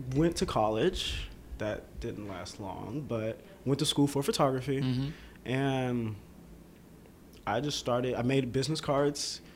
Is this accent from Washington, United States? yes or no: no; Atlanta, Georgia, United States; also born or lived in Boston, Massachusetts; I can say I did, yeah, grow up in the downtown area right. of Atlanta